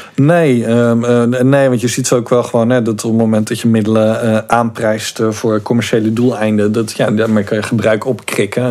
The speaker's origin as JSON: {"language": "Dutch", "town": "Goes", "region": "Zeeland", "country": "Netherlands", "tie": "born or raised there", "said": "ik opgegroeid in Goes"}